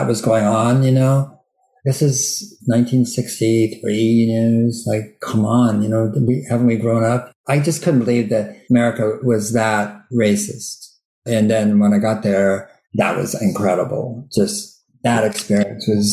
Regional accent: Berkeley, California, United States; also born or lived in Sierra Nevada; I grew up in Berkeley, which is, you know, a very liberal university town

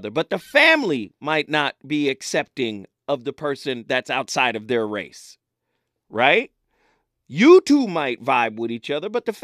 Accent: Pasadena, California, United States; I'm from Pasadena

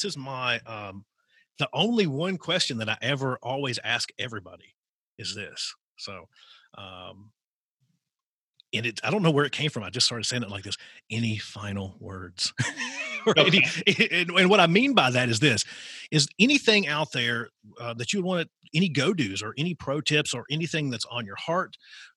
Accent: Southwestern Virginia, United States; I grew up in Southwestern Virginia

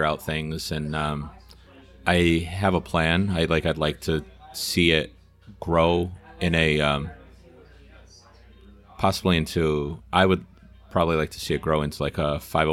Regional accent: Herkimer, New York, United States; I was born in Herkimer

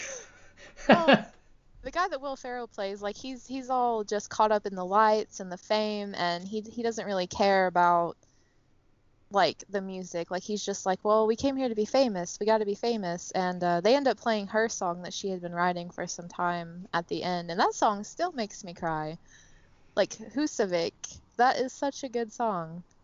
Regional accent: United States; as an American

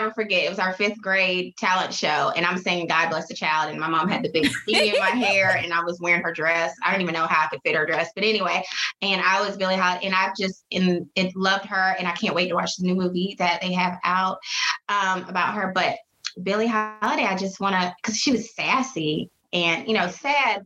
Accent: Conway, South Carolina, United States; Being from the East Coast and on, you know, close to the water, because I'm from Conway, Myrtle Beach is right there

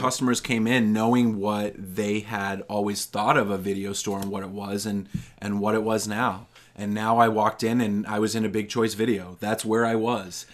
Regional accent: North Reading, Massachusetts, United States; I grew up in North Reading, um, not that far from where my grandparents lived in Stoneham

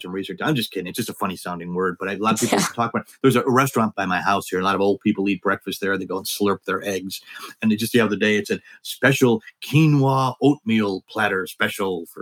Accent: Wisconsin, United States; I grew up in Wisconsin

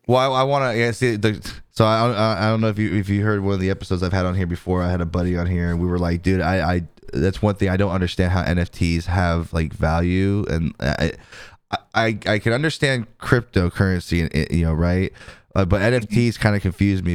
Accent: California, United States; moved away; I'm originally from California

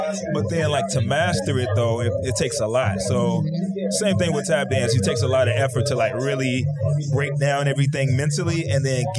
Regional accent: Chicago, Illinois, United States; People tell me I speak differently because I'm from Chicago, so like...

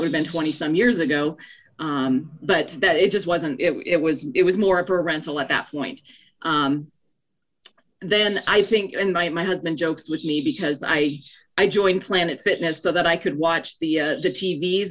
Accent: South Dakota, United States; moved away as an adult; also born or lived in Minnesota; now in Colorado, United States; I was born in north dakota grew up in south dakota went to school in minnesota but desired to live in colorado so ended up here

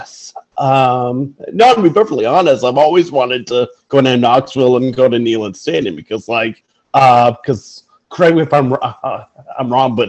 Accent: Ottawa, Ontario, Canada; moved away as an adult; also born or lived in St. John's, Newfoundland and Labrador; now in Toronto, Canada; I'm originally from St. John's, Newfoundland, but I grew up in Ottawa, Ontario

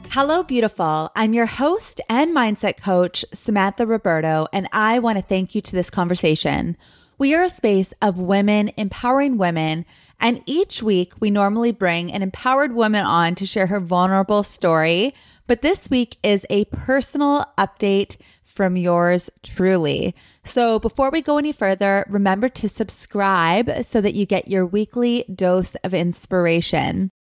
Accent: Thunder Bay, Ontario, Canada; moved away as an adult; also born or lived in Los Angeles; I am currently coming to you live from my hometown, my home, Thunder Bay, Ontario

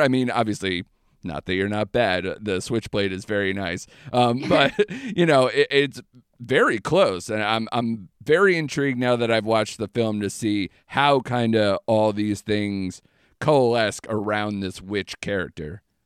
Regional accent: Connecticut, United States; I'm from Connecticut

